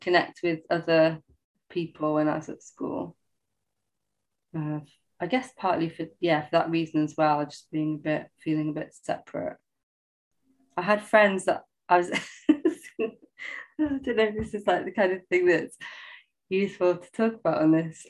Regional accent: Sheffield, Yorkshire and the Humber, United Kingdom; now in London, United Kingdom; I was actually born in London, in Waltham Forest. But I didn't grow up in London. I grew up in Sheffield.

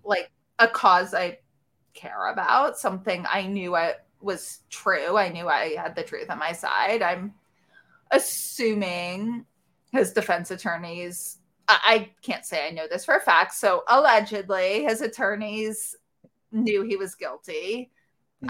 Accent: New York City, New York, United States; I grew up in New York City in Manhattan

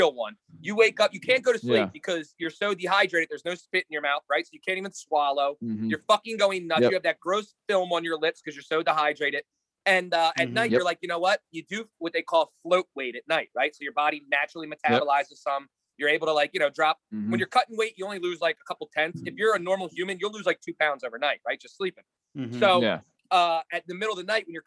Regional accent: North Wales, Pennsylvania, United States; a North Wales borough boy like me. So I grew up on South 6th Street.

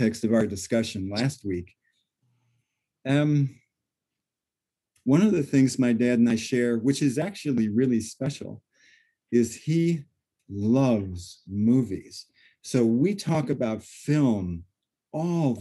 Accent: Illinois, United States; also born or lived in Seattle, United States; I came back from the West Coast to Illinois

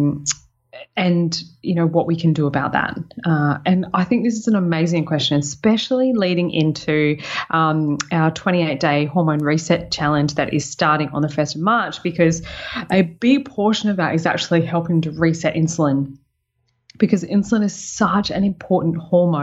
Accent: Sunshine Coast, Queensland, Australia; moved away; It's what I'm claiming as my hometown

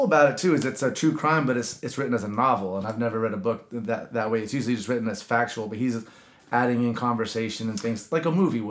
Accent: the Bible Belt, United States; And I grew up in the Bible Belt, and I love that that gospel-haunted strip of them.

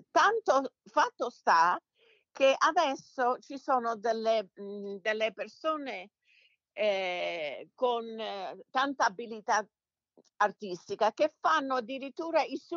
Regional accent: Detroit, Michigan, United States; born there; come dicevo, sono nata qui a Detroit. Mio padre venne dall'Italia nel 49.

